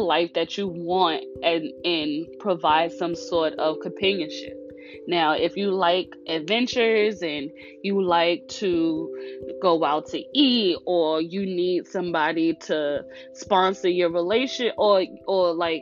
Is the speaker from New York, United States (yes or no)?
yes; New York, United States; I'm from New York.